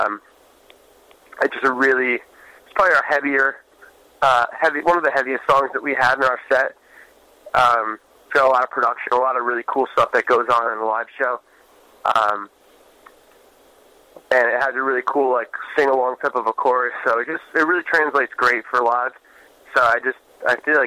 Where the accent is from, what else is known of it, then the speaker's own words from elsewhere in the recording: New York, United States; growing up in New York, you don't really get the hospitality